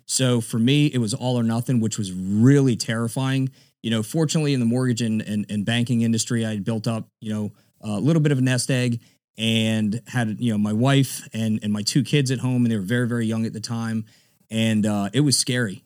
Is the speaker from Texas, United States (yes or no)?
no; South Florida, United States; also born or lived in Miami-Dade County, Florida; now in Tampa, United States; grew up in Florida. I'm a Florida cracker. I grew up in South Florida, down in, uh, Broward, a little bit of Dade County.